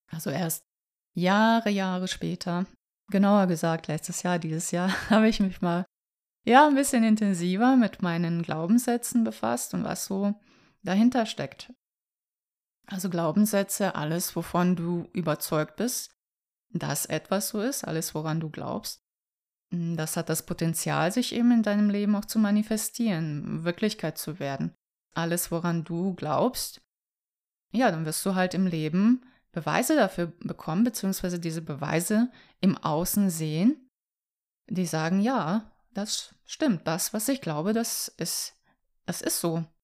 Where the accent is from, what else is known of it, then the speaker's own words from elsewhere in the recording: Vukovar, Vukovar-Syrmia County, Croatia; moved away; also born or lived in Hamburg; ich komme ja aus Kroatien. Mit meiner Familie bin ich ja Anfang der 90er nach Hamburg gekommen, als der Bürgerkrieg ausbrach. Und das war so die Zeit, ja, in Vukovar, in der Stadt, woher ich komme.